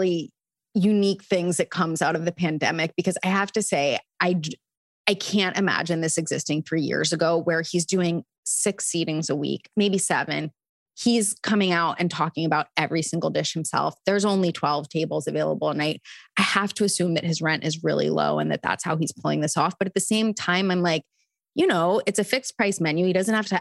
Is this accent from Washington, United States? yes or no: no; Delaware, United States